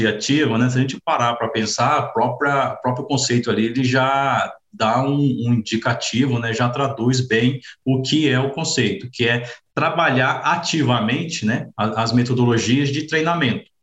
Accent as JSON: {"language": "Portuguese", "town": "Campinas", "region": "Minas Gerais", "country": "Brazil", "tie": "born or raised there", "lives_now": "Piracicaba, Brazil", "said": "sou mineiro aí, natural da cidade de Campinas, sul de Minas."}